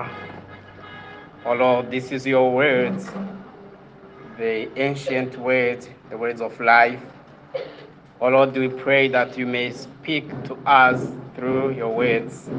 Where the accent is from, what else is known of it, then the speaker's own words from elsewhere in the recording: Kigali, Rwanda; I'm from Kigali